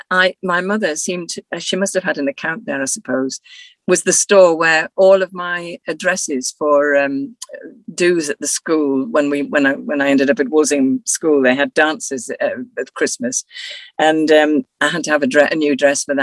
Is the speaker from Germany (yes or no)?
no; Weardale, North East England, United Kingdom; So I grew up really in Weardale and I still love it.